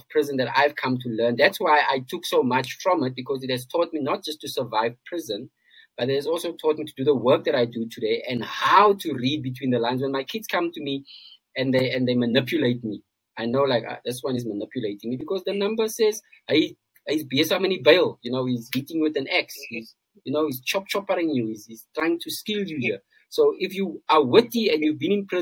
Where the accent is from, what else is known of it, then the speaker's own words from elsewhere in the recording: South Africa; as South Africans, we live in this bubble. And I'm speaking from a point of being a South African myself.